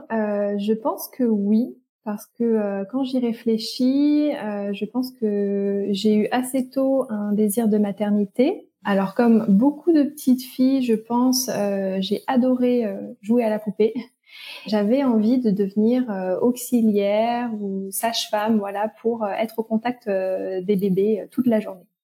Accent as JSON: {"language": "French", "region": "eastern France", "country": "France", "said": "j'ai 32 euh, ans. Je suis euh, la maman d'une petite fille de 3 ans et demi. Je suis originaire de l'Est de la France, mais j'ai vécu un peu partout, partout en France, partout dans le monde."}